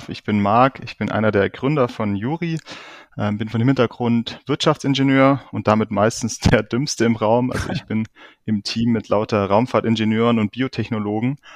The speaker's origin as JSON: {"language": "German", "region": "Lake Constance", "country": "Germany", "tie": "born or raised there", "said": "bin ich danach wieder zurück zum Bodensee hier in meine Heimat"}